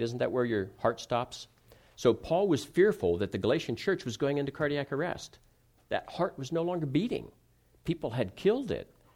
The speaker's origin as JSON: {"language": "English", "region": "Ohio", "country": "United States", "tie": "born or raised there", "also_born_or_lived": "California", "moved": "as an adult", "said": "I grew up in the Midwest, in Ohio, and, and then I was in California for ten years, and then I've been back here."}